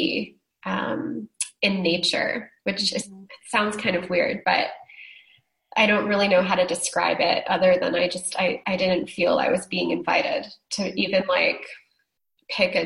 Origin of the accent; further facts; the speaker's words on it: Northeast, United States; moved away; I grew up in the Northeast.